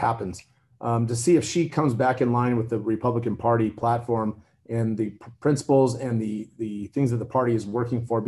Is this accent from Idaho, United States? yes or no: yes; Idaho, United States; I come from Idaho